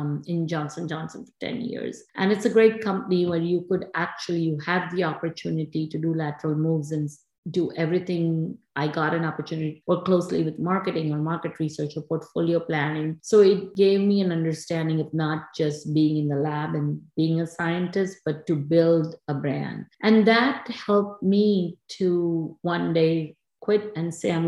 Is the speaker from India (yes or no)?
yes; India; moved away as an adult; now in New Jersey, United States; I grew up in India in the 70s.